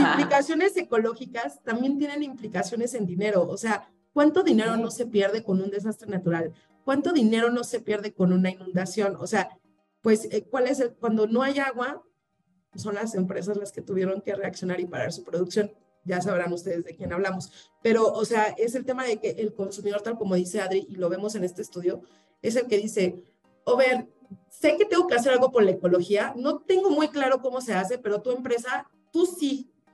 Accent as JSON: {"language": "Spanish", "country": "Mexico", "said": "como también mexicanos y latinoamericanos"}